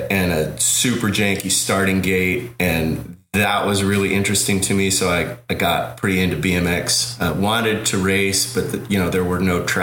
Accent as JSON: {"language": "English", "region": "Colorado", "country": "United States", "moved": "as an adult", "lives_now": "Oakland, United States", "said": "when I moved from Colorado uh, to Oakland for college."}